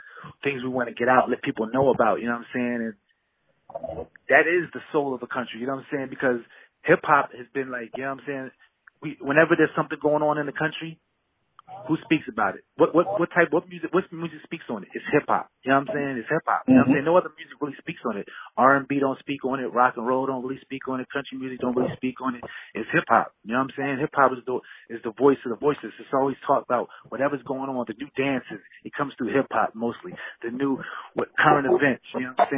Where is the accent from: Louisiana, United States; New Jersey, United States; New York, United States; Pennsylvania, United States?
Pennsylvania, United States; Philadelphia; moved away as an adult; now in California, United States; I moved out to California from my hometown of Philadelphia a few years ago